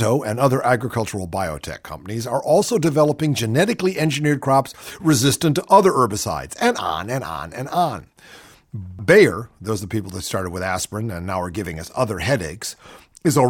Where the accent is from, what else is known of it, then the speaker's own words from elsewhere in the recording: Ohio, United States; Ohio, my home state